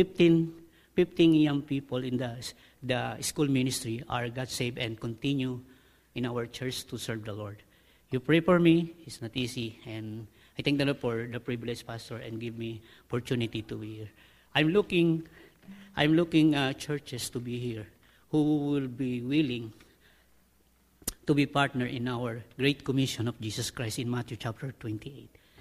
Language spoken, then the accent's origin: English; Philippines; I am a Filipino